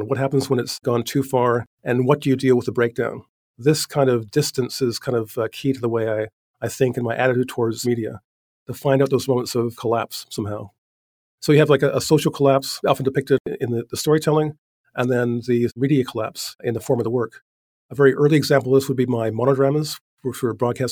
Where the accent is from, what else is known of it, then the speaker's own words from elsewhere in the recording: Vancouver, British Columbia, Canada; I'm an artist from Vancouver, Canada.